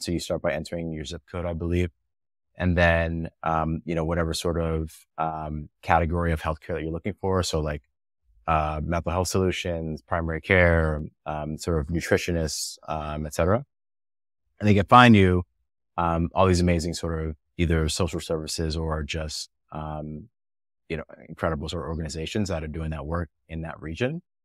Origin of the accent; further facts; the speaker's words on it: New Jersey, United States; moved away as an adult; also born or lived in New York / Bay Area; I grew up in New Jersey